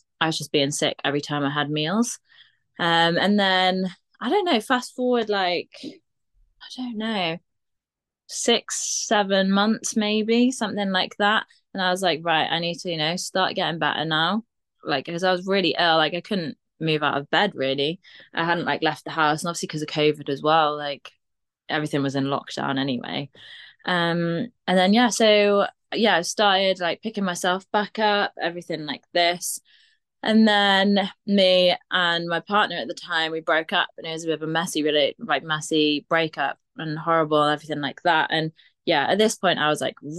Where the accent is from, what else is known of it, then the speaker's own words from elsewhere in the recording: Aber, Wales, United Kingdom; I grew up in Abba, and the uni were just like, yeah, might as well, like, let you